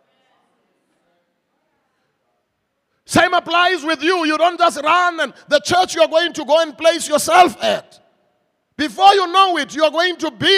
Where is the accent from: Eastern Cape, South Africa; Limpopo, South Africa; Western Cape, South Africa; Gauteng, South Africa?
Eastern Cape, South Africa; Mthatha; moved away; I come from the Transkei, old Transkei, Kulele Mtata, and right there, Mtata, we had a president in our homeland